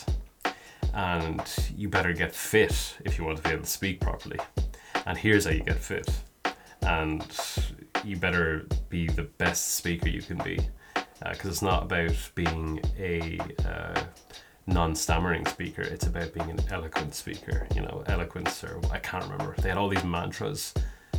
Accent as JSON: {"language": "English", "town": "Kilkenny", "region": "Leinster", "country": "Ireland", "said": "I'm from Kilkenny, which I am"}